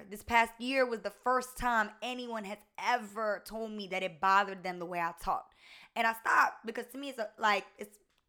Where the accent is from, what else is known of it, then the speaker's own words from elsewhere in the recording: Augusta, Georgia, United States; You know, me, I grew up in Augusta, Georgia. And before I lived in Augusta, Georgia, I was a military brat.